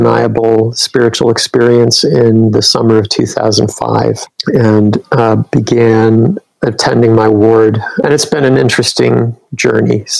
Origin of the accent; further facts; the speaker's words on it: Rochester, New York, United States; also born or lived in Provo, Utah; I was born in Provo, Utah, grew up in the Rochester, New York area